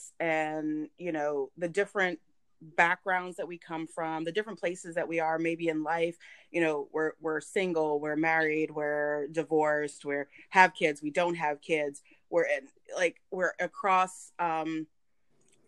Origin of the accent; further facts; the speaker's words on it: the South, United States; I was raised in the South